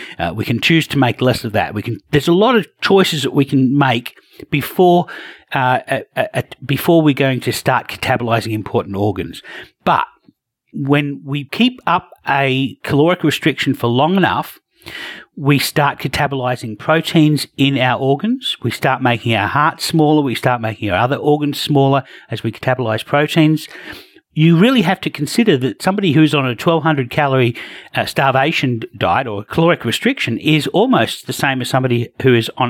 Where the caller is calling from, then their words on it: Australia; And of course, I'm joining from Australia.